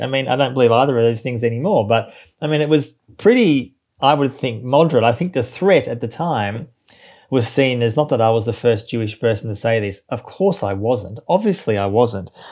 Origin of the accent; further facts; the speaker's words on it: Melbourne, Victoria, Australia; I grew up in Australia, as you say, in Melbourne, which is, uh, the second biggest city in the country.